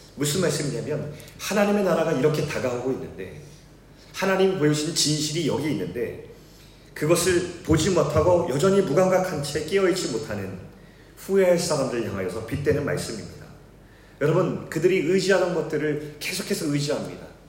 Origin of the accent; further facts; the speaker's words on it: South Korea; also born or lived in Seoul, South Korea; 제가 어릴 적에 서울에서 태어났는데 잠시 있다가 아버지께서 바닷가 마을에 개척을 하셔서 조그만 시골 마을에서 어린 시절을 보내게 되었습니다.